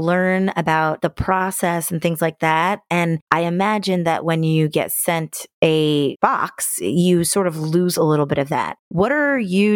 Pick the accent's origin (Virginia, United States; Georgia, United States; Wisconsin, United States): Georgia, United States; Fayetteville; I grew up in Fayetteville